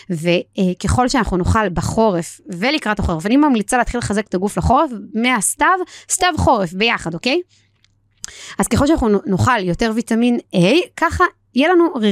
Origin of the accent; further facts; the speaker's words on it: Israel; ואני גדלתי ביישוב ליד ירושלים, יישוב מאוד מאוד קר, יש לציין